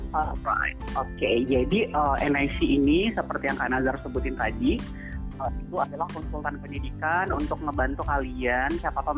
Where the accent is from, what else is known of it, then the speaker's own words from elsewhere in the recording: Maros, South Sulawesi, Indonesia; born there; saya lahir di Malawa, Camba, Maros uh, beberapa tahun